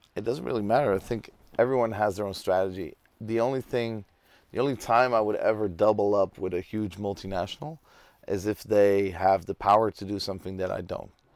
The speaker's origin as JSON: {"language": "English", "town": "Tel Aviv", "region": "Tel Aviv District", "country": "Israel", "moved": "yes", "lives_now": "Amsterdam, Netherlands", "said": "I'm from Tel Aviv"}